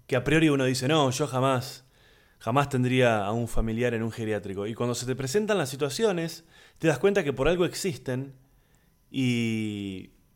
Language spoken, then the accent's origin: Spanish; Buenos Aires, Argentina; soy de Buenos Aires, Argentina, comediante, actor